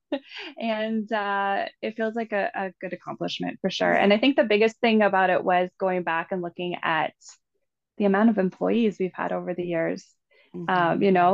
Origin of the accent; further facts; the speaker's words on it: Canada; growing up in the Valley